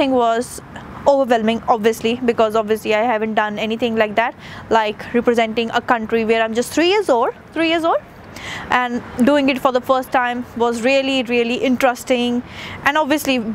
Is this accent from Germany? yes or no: no; India; moved away as an adult; I am an Indian, came to a new country